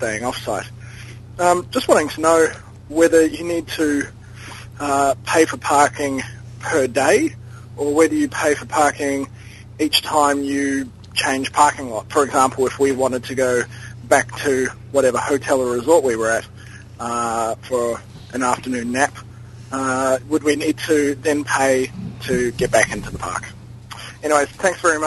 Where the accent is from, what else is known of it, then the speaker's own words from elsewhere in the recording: Wellington, New Zealand; now in Sydney, Australia; I'm from Wellington, New Zealand. So I'm actually calling out of Sydney, Australia at the moment.